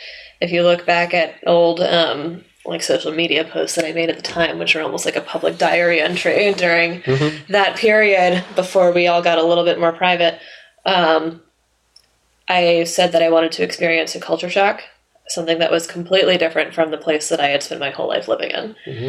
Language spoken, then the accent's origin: English; The Woodlands, Texas, United States; moved away as an adult; also born or lived in San Francisco; now in Boston, United States; So I grew up in the Woodlands side. Lived there my whole life. We only made one move, and it was from one side of town to the other side of town when I was 6 years old.